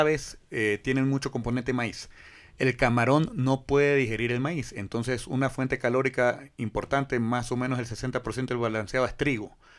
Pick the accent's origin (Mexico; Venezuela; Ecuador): Ecuador; Guayaquil, Guayas; como guayaquileño